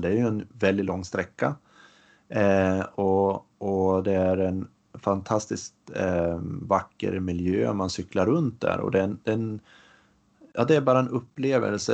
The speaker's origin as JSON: {"language": "Swedish", "region": "Västernorrland County", "country": "Sweden", "said": "hemma i Ångermanland"}